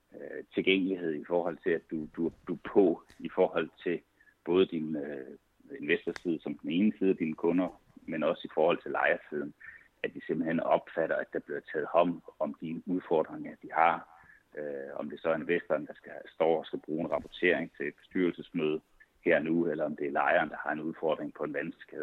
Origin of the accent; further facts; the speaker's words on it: Svendborg, Southern Denmark, Denmark; moved away as an adult; also born or lived in Odense; now in Copenhagen area, Denmark; jeg er oprindelig fra Svendborg